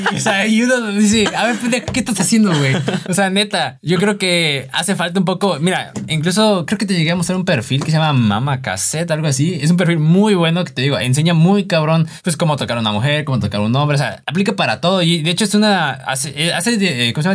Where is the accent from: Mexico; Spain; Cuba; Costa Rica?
Mexico; siendo mexicanos queremos todo así rápido